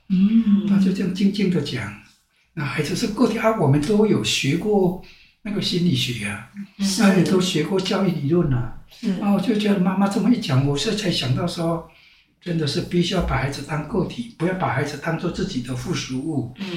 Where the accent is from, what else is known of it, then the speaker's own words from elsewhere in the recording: Taitung County, Taiwan; 我从台东走出来的，